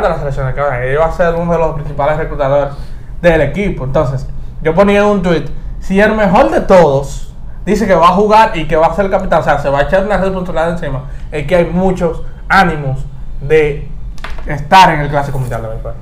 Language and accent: Spanish; Dominican Republic; nosotros los dominicanos